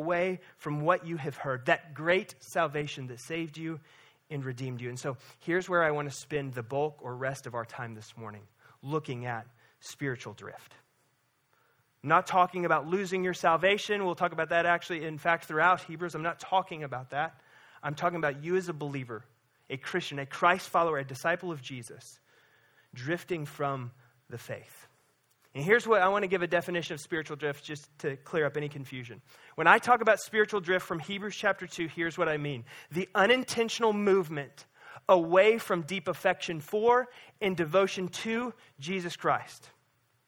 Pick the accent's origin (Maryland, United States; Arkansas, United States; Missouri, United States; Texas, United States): Missouri, United States; Lake of the Ozarks; growing up on the Lake of the Ozarks